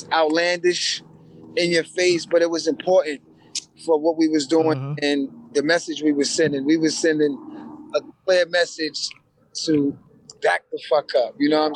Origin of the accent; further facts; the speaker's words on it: New York City, New York, United States; moved away as an adult; now in Los Angeles, United States; growing up in Queens